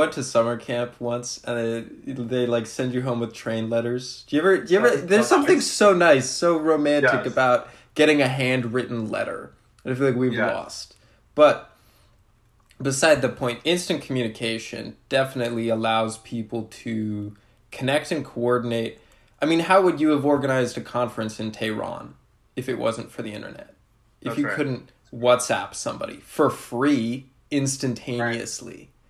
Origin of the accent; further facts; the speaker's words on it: Rhode Island, United States; I'm from Rhode Island.